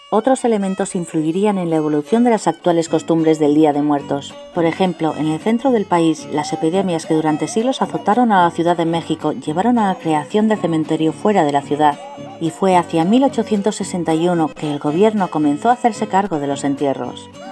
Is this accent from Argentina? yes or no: no; Spain; de España